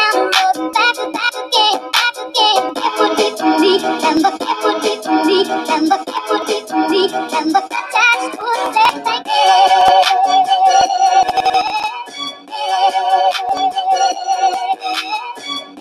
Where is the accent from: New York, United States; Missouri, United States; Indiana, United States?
Indiana, United States; I'm from Indiana. You know, I'm representing from the Midwest